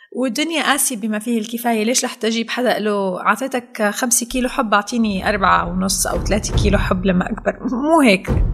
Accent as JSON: {"language": "Arabic", "country": "Syria", "said": "نحن عندنا بسوريا بنقول"}